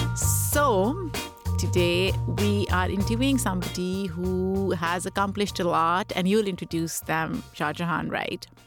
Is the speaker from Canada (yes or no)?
no; Pakistan; moved away; I grew up in Pakistan